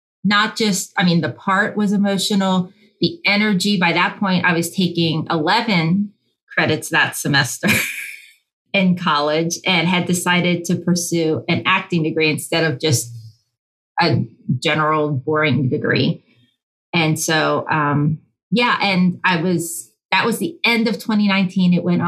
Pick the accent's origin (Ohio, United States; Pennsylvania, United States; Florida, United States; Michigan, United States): Pennsylvania, United States; accent: Utah; And then I moved from Pennsylvania to Utah, which is where I get this distinct accent from.